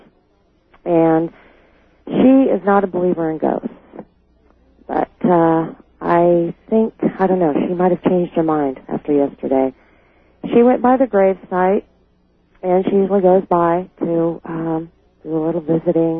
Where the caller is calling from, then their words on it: Sacramento, California, United States; I'm calling from Sacramento, California